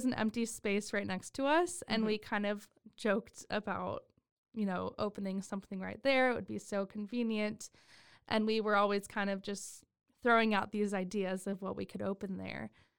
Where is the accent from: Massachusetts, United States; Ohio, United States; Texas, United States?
Texas, United States; Temple; So I grew up actually in Temple. I lived there for a big portion of my life